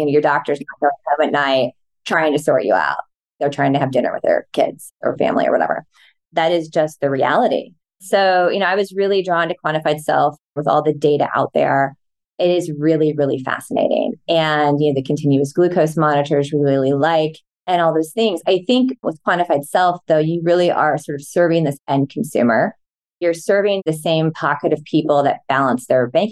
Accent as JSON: {"language": "English", "region": "Midwest", "country": "United States", "said": "I'm from the Midwest"}